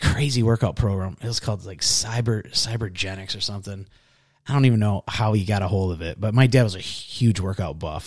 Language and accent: English; Pickford, Michigan, United States; also born or lived in Harrison, Michigan; I grew up in, uh, Harrison, Michigan until I was in, oh gosh, would have been like fourth or fifth grade. And then I moved up to this little town in the U P called Pickford.